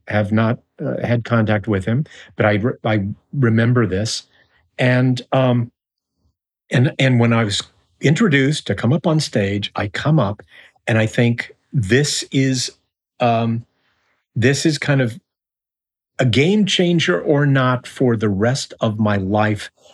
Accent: Tucson, Arizona, United States; moved away as an adult; also born or lived in Kansas City, Missouri / New York; now in Los Angeles, United States; I was born in Kansas City, Missouri, and we moved to Arizona

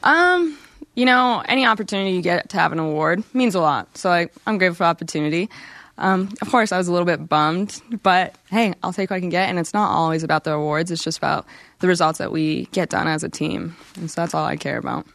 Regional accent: Colorado, United States; moved away as an adult; now in Utah, United States; I'm from Colorado

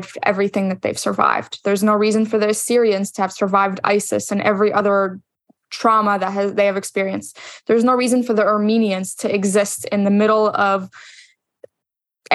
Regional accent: Egypt; moved away; growing up in the Middle East, growing up in Egypt.

